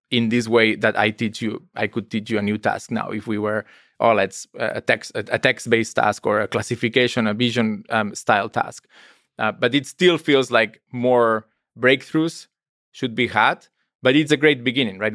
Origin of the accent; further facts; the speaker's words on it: Spain; I'm from Spain.